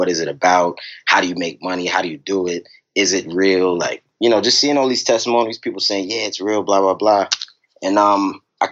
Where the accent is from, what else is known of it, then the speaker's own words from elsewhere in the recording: New York City, New York, United States; now in Richmond, United States; I'm originally from Brooklyn, New York, you know, and growing up, you know, my family was always around